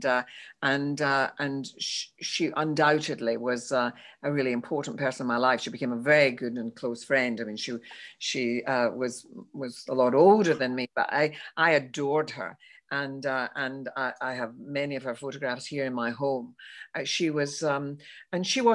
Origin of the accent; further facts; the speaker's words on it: Glasgow, Scotland, United Kingdom; when I was growing up in Glasgow.